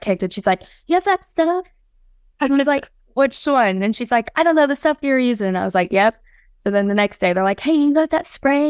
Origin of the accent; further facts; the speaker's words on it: Felda, Florida, United States; I'm from Felda, Florida